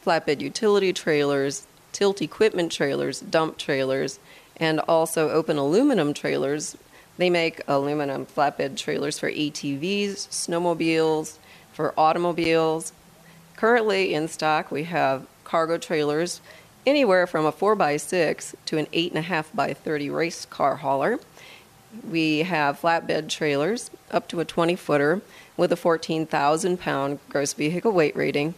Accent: Midwest, United States; moved away as an adult; now in Wheat Ridge, Colorado, United States; I'm actually from the Midwest

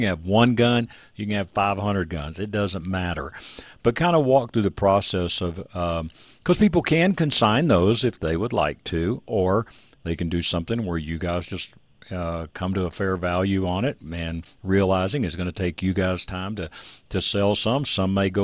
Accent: Texas, United States; I grew up in Texas

